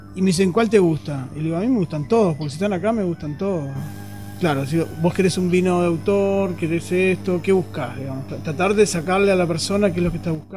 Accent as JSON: {"language": "Spanish", "country": "Uruguay", "moved": "yes", "lives_now": "Chile", "said": "Soy de Uruguay"}